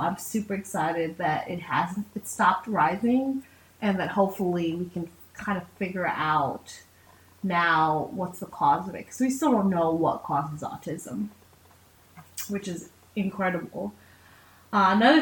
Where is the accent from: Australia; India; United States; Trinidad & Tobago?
Trinidad & Tobago; I'm Trinidadian. So we believe actually in corn soup, not chicken noodle soup